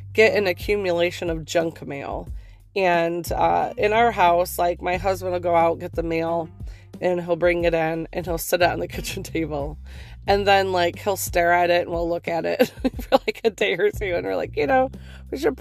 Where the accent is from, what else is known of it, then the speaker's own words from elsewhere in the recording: Northeast, United States; I'm from the Northeast when I say pop